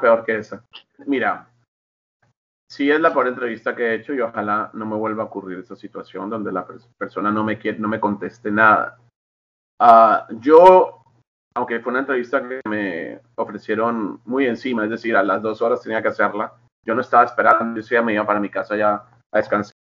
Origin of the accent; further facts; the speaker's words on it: Colombia; now in Los Angeles, United States; soy colombiano